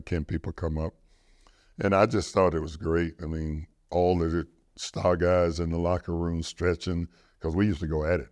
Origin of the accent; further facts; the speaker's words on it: Jacksonville, Florida, United States; I'm from Jacksonville